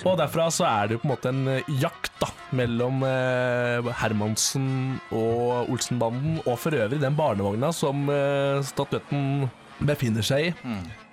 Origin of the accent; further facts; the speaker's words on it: Bø, Telemark, Norway; Jeg er fra Bø i Telemark